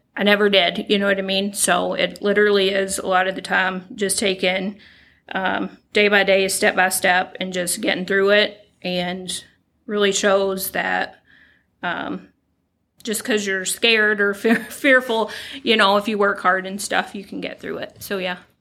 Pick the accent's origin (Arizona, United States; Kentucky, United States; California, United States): Kentucky, United States; moved away as an adult; now in Michigan, United States; I was born and raised in Kentucky. Uh, moved here back in 2014 with my husband.